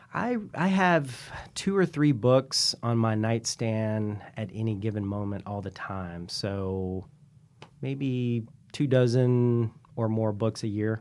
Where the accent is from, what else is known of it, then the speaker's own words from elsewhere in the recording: Columbia, South Carolina, United States; moved away as an adult; now in San Francisco, United States; I grew up in Columbia, South Carolina